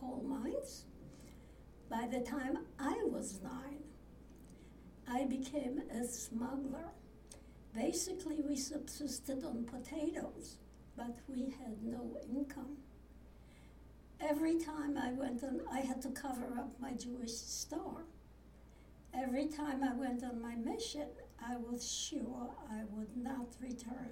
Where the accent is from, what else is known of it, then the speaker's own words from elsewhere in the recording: 18 km from Auschwitz, Lesser Poland, Poland; moved away; I was born in Poland, actually 18 kilometers from Auschwitz